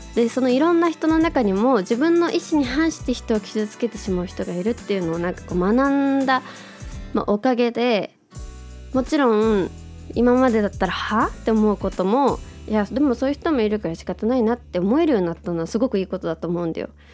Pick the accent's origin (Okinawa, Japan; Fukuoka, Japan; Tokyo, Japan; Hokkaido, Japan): Tokyo, Japan; 東京生まれ東京出身で